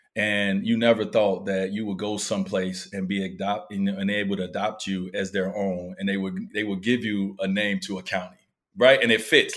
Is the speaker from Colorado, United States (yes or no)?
no; Chicago, Illinois, United States; moved away; I grew up in Chicago